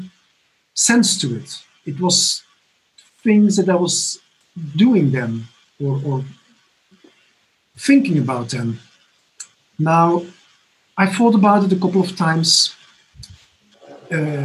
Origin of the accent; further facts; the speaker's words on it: Belgium; moved away as an adult; now in Barcelona, Spain; I'm originally from Belgium.